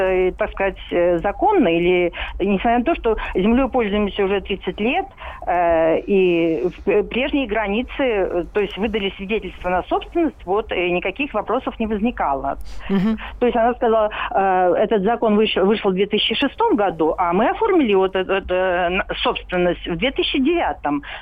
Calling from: Moscow, Russia; А, здравствуйте, я из Москвы.

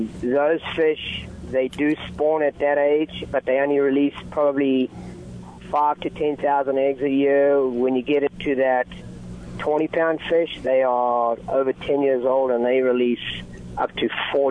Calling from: Huntington Beach, California, United States; It's … … I'm talking from Huntington Beach, Southern California, and I run Salty Fly Guide Service.

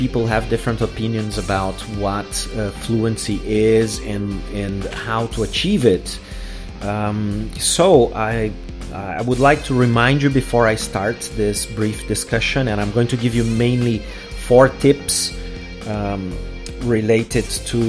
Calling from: Porto Alegre, Rio Grande do Sul, Brazil

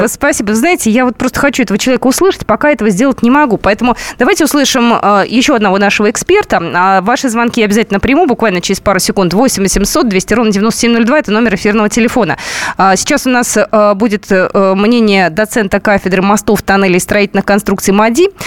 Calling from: Moscow, Russia; Э, я живу в Москва, Кунцево.

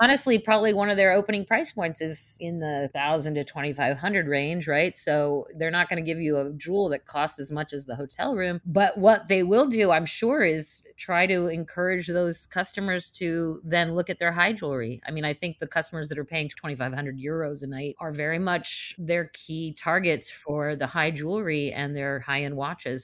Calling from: Los Angeles, California, United States; I'm calling in from Los Angeles

